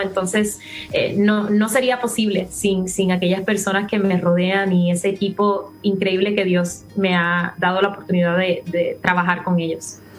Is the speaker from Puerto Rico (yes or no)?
yes; Puerto Rico; accent: Puerto Rican; also born or lived in Miami; si no notan mi acento, es más puertorriqueño que nada, porque allí viví toda mi vida.